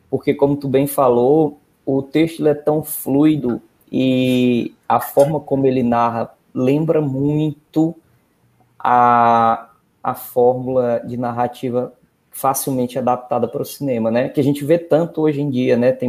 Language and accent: Portuguese; Northeast Region, Brazil; nós que somos do interior